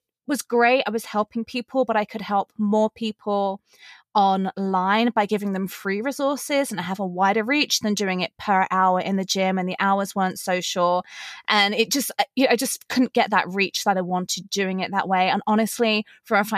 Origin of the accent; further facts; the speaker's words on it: England, United Kingdom; accent: English; also born or lived in Los Angeles, United States; now in Las Vegas, United States; I'm originally from England, hence the accent. And I live in Las Vegas, Nevada with my husband